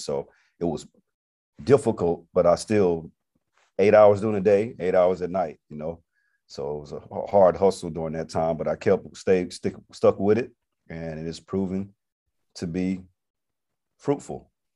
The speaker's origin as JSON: {"language": "English", "town": "Atlanta", "region": "Georgia", "country": "United States", "also_born_or_lived": "Montgomery, Alabama", "moved": "as an adult", "said": "Originally, I'm from Atlanta, Georgia. Came to Montgomery in ninety-six to attend Alabama State University"}